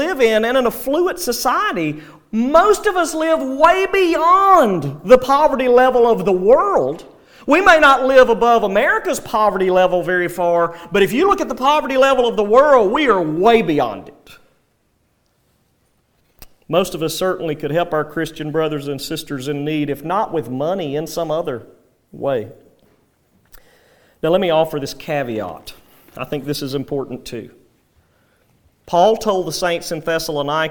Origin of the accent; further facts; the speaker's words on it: United States; especially as Americans, and sadly even as American believers